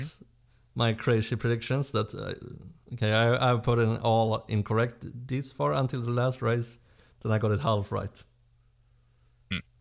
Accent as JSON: {"language": "English", "country": "Sweden", "said": "we're from Sweden"}